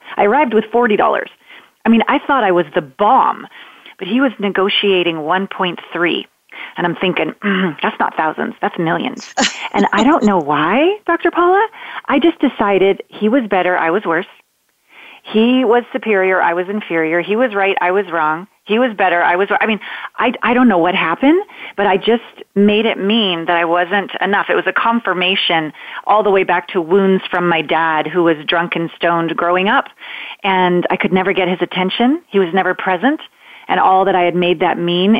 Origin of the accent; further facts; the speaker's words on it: Canada; moved away as an adult; now in United States; I'm a Canadian, small town Canadian girl. I live in the States now